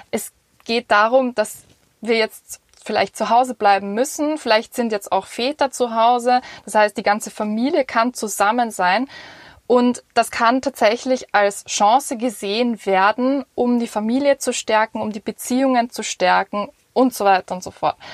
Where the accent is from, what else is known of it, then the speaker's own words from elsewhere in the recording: Vienna, Austria; Und zwar ich bin als Wienerin einfach in einer Gesellschaft aufgewachsen, ähm, wo es sehr ums Individuelle geht